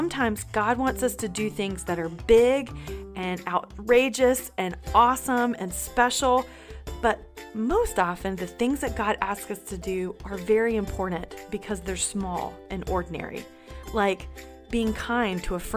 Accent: North Carolina, United States; now in Georgia, United States; I live in Georgia, but I grew up in North Carolina, so both feel like home to me

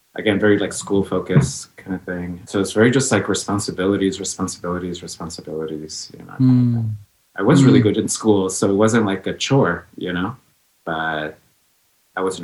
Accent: New York City, New York, United States; also born or lived in Los Angeles, California; now in San Francisco, United States; I was born in LA, and then she brought myself and her to Queens, New York, which is where I say I'm from. I'm from Jamaica.

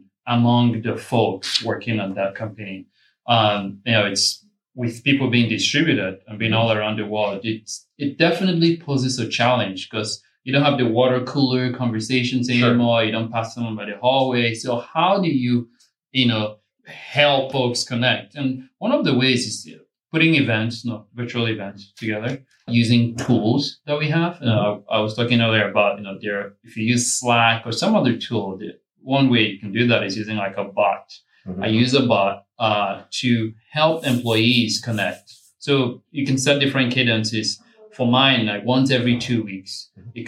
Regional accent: Phoenix, Arizona, United States; I'm from Phoenix.

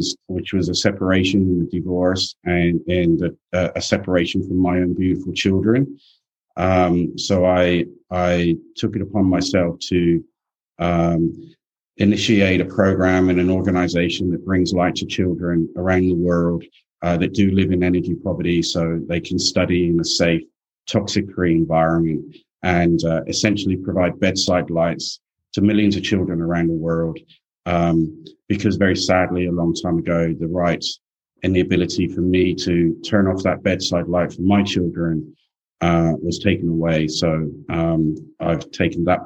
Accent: England, United Kingdom; now in Australia; I grew up in England

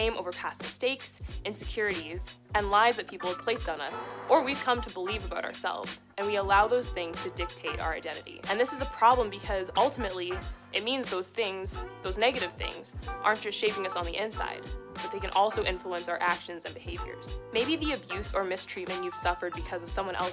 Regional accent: Red Deer, Alberta, Canada; now in Edmonton, Canada; I'm the girl from Red Deer

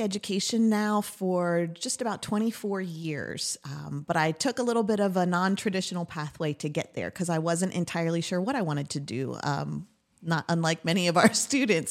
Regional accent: Lebanon County, Pennsylvania, United States; also born or lived in Lancaster County, Pennsylvania; I've lived in Lebanon County with my family growing up

